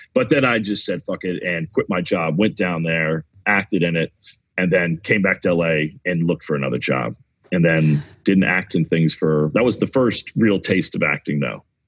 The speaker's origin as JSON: {"language": "English", "region": "the South", "country": "United States", "tie": "born or raised there", "said": "I grew up in the South"}